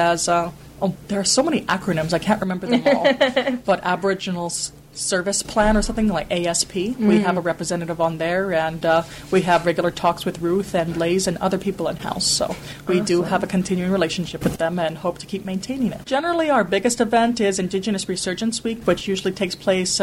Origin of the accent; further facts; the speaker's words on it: Blackfeet Nation of Montana, United States; now in Victoria, Canada; Blackfeet Nation of Montana representing.